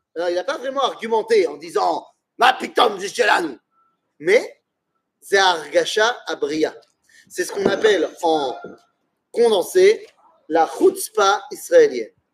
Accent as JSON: {"language": "French", "town": "Metz", "region": "Grand Est", "country": "France", "moved": "yes", "said": "si je venais pas de Metz"}